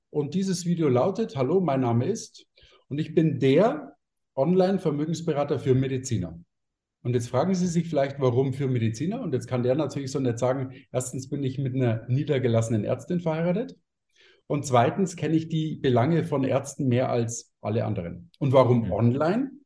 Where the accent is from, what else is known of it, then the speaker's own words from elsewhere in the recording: Munich, Bavaria, Germany; bei mir sagt man Servus, ich bin nämlich aus München.